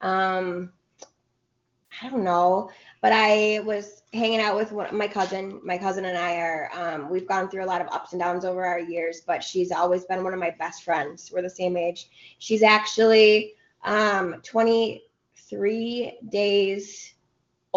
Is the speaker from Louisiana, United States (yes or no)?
no; Minneapolis, Minnesota, United States; also born or lived in Ohio; now in Madison, United States; I spent most of my upbringing in the Twin Cities